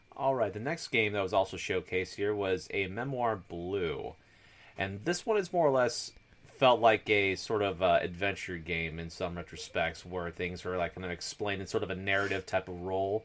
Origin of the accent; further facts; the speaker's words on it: Washington, United States; moved away; living in the, uh, Pacific Northwest and stuff, near Forks, Washington